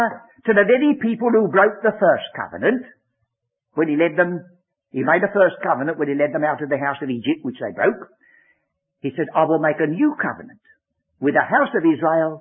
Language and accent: English; England, United Kingdom; I'm English. My ancestors, as far as I go back, came from Exeter.